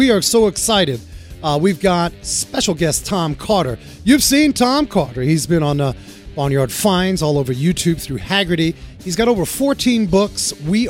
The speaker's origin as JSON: {"language": "English", "town": "Frankfurt", "region": "Hesse", "country": "Germany", "tie": "born there", "said": "I was born in Frankfurt."}